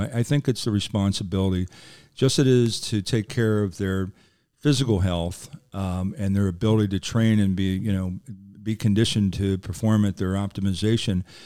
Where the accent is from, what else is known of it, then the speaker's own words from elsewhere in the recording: Philadelphia, Pennsylvania, United States; I'm from Philadelphia